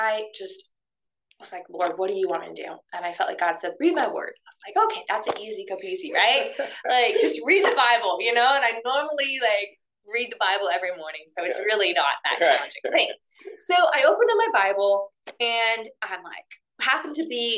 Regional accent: Oregon, United States; moved away as an adult; also born or lived in Castle Rock, Colorado; I grew up in Oregon

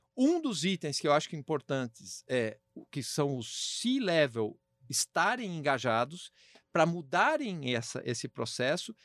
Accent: Brazil; como brasileiro

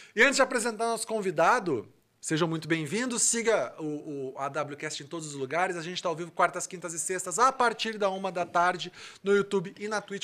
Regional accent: Rio Grande do Sul, Brazil; eu sou gaúcho

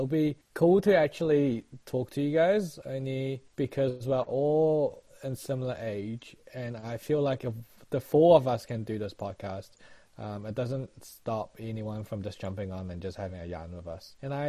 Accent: New Zealand; I was also thinking about even just sharing about our life more in depth, like growing up in New Zealand comparing to how we observe people in New Zealand now.

